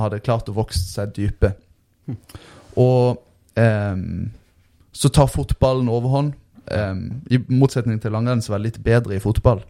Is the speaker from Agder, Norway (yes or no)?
yes; Lyngdal, Agder, Norway; jeg vokste opp i Lyngdal